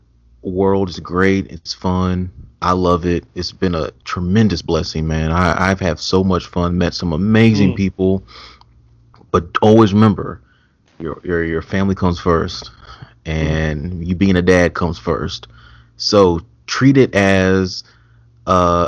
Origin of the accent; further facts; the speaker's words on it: Mesquite, Texas, United States; And my family, they're from here. I'm from Mesquite.